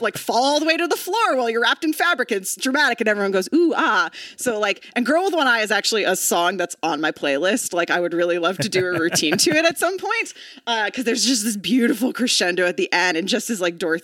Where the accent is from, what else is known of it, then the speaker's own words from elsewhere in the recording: Texas, United States; moved away as an adult; also born or lived in Oklahoma; now in Los Angeles, United States; I'm from Texas. I went to college in Oklahoma. I lived the first 22 years of my life in tornado country